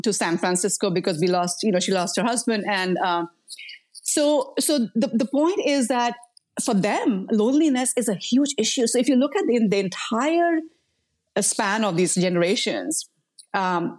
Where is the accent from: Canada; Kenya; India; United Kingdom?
India; moved away; I come from India. I grew up in a community setting